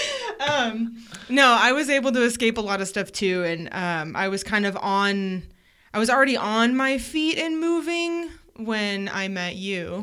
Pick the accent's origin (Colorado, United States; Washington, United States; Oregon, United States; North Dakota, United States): Oregon, United States; Portland area, Oregon coast, United States; now in Idaho, United States; born on the Oregon coast